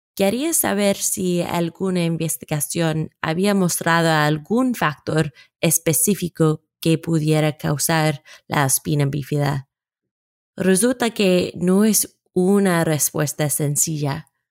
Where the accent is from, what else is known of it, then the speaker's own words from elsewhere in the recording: United States; Spanish is a second language; de los Estados Unidos. Por favor, descubra mi acento.